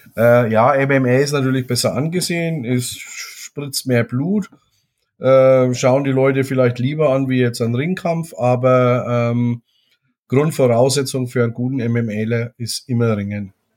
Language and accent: German; Germany; bei uns in Deutschland